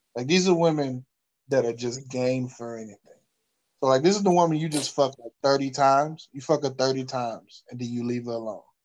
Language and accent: English; the South, United States; I'm from the South